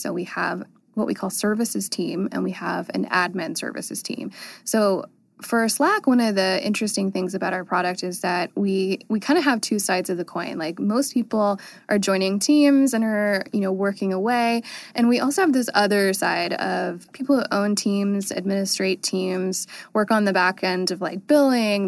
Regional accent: North Carolina, United States; I grew up in North Carolina, and there wasn't a lot to do.

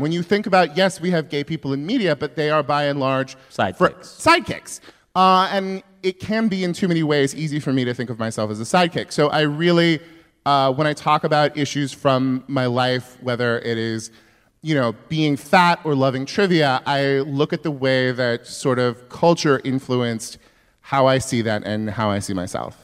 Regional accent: Yuba City, California, United States; my hometown is that like literally all of the white people came from Arkansas or Oklahoma

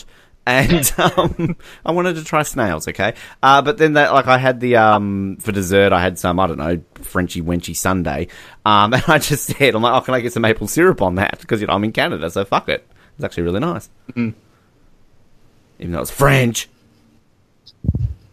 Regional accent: Australia; I'm still Australian

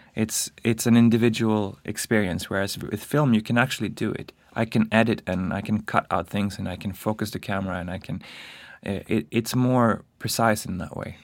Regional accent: Stockholm, Stockholm County, Sweden; moved away as an adult; also born or lived in Paris, France; now in New York, United States; I come from Stockholm

